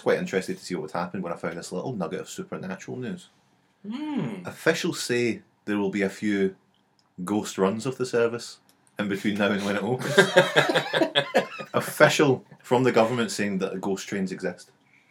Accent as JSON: {"language": "English", "region": "Scotland", "country": "United Kingdom", "said": "we are from Scotland."}